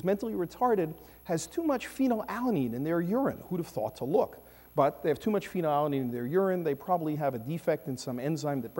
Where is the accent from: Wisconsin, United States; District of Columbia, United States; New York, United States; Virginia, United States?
New York, United States; New York City; I come from Brooklyn